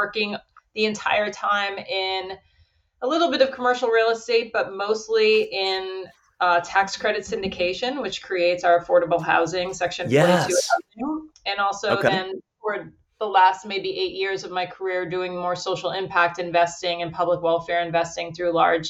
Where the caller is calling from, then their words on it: Marblehead, Massachusetts, United States; So I'm calling in from Marblehead, Massachusetts. It's on the North Shore of Boston. And I went to law school here in Boston